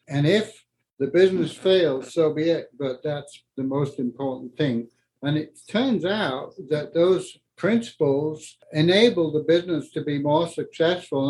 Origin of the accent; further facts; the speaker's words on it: Yorkshire and the Humber, United Kingdom; moved away as an adult; also born or lived in north of Scotland; now in Colorado, United States; I grew up in England uh, in the war